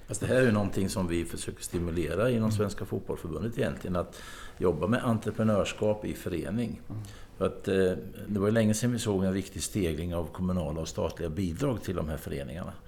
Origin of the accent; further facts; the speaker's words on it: Östergötland, Sweden; i mitt hemlän Östergötland